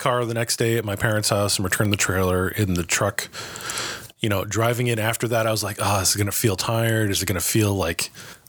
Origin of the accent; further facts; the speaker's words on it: Massachusetts, United States; moved away; I've got a really good core of friends that I grew up with in Massachusetts